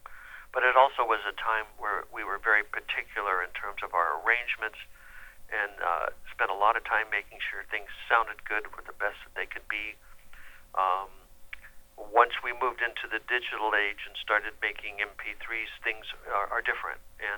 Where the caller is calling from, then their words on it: Franklin, Tennessee, United States; I'm calling in from Tennessee.